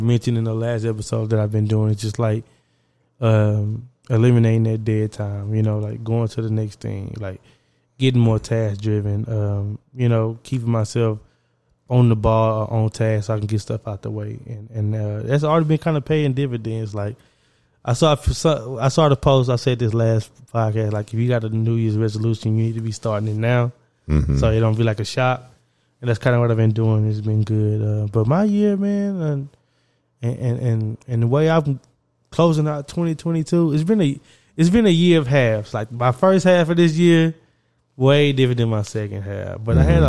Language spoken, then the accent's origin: English; Orange, Texas, United States; we come from Orange